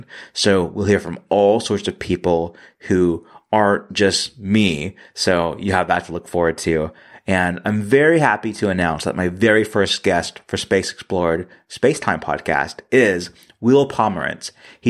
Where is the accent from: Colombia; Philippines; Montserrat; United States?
United States; Mississippi; my home state of Mississippi.